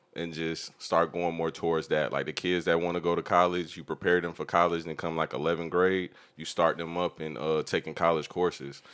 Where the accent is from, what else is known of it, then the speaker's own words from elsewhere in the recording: Jacksonville, Florida, United States; He's from where I'm from